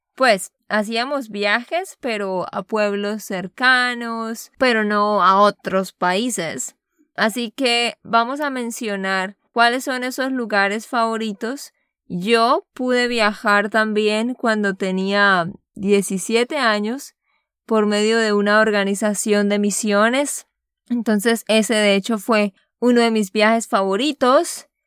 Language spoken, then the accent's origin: Spanish; Santander, Colombia; de Santander, Colombia.